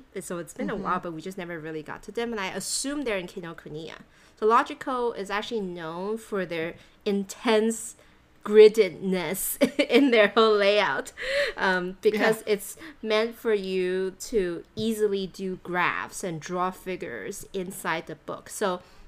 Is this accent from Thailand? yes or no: yes; Thailand; moved away; growing up in Asia, I lived in Thailand